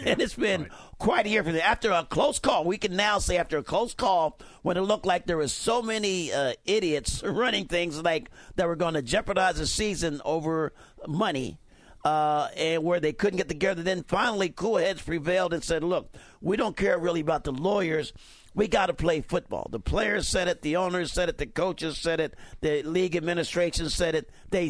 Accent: San Diego, California, United States; the golf courses in San Diego, which is my hometown

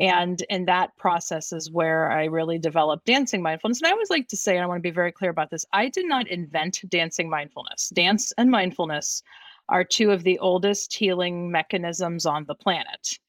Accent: Youngstown, Ohio, United States; also born or lived in Bosnia; I'm from the Youngstown, Ohio area

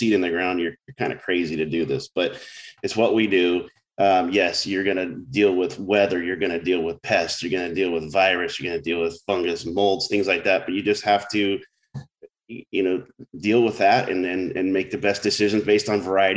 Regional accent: Orange County, California, United States; moved away as an adult; also born or lived in San Luis Obispo; as a kid growing up in Orange County

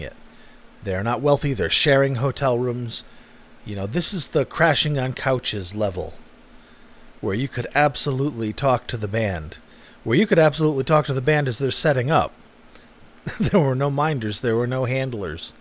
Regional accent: Manchester, New Hampshire, United States; It was in my hometown. It was in Manchester, New Hampshire

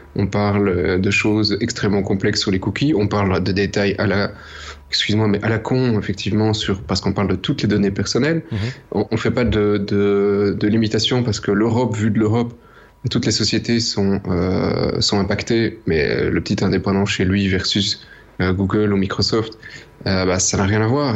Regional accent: Belgium; on est belge

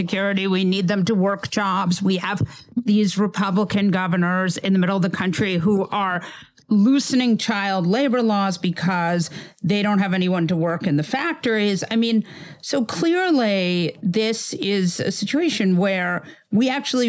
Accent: New York, United States; as a New Yorker

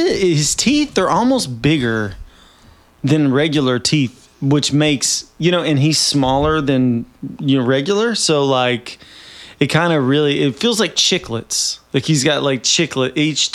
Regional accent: Nashville, Tennessee, United States; moved away as an adult; now in West Coast, United States; I'm from Nashville, Tennessee, and she is from Bowling Green, Kentucky. And we moved here from Nashville. She lived there and we moved to the West Coast together.

